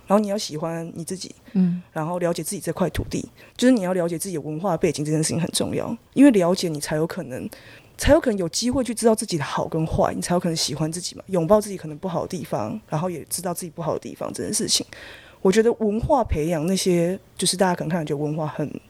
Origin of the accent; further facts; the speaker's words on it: Taipei, Taiwan; 我自己真的是作为台北生长的小孩子，